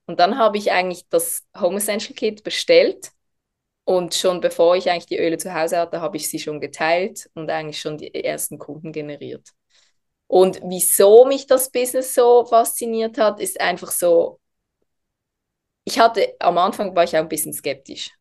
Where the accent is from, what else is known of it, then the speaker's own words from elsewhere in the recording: Basel, Switzerland; ich bin aus der Schweiz, aus der Region Basel.